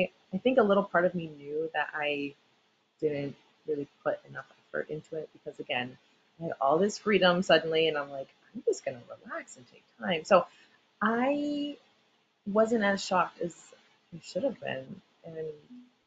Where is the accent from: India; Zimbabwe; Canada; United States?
United States; Boston, Massachusetts; born and raised in Boston